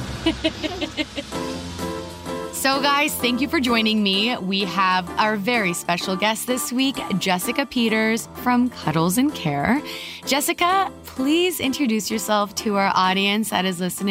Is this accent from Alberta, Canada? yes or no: no; Vancouver, British Columbia, Canada; You are in Vancouver, so that's my hometown